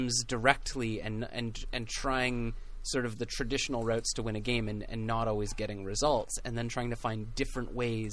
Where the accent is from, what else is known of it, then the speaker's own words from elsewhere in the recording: Pacific FC's home, British Columbia, Canada; It's my hometown